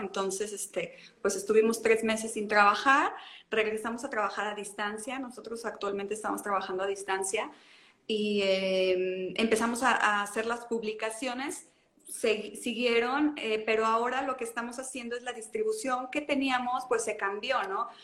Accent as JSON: {"language": "Spanish", "town": "León", "region": "Guanajuato", "country": "Mexico", "tie": "born or raised there", "said": "en la ciudad de origen, donde yo, yo de donde yo nací, que es León"}